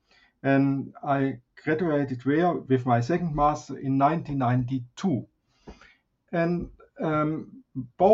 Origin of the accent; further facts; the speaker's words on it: Swabian Jura, Baden-Württemberg, Germany; moved away as an adult; also born or lived in Basel, Switzerland; I was born and raised in Germany on the Swabian Jura or Swabian Alps